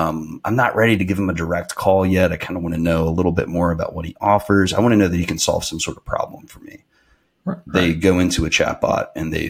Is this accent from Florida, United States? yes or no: no; North Georgia, United States; moved away as an adult; also born or lived in Alabama / San Francisco / Austin, Texas; now in Greenville, United States; I'm originally from North Georgia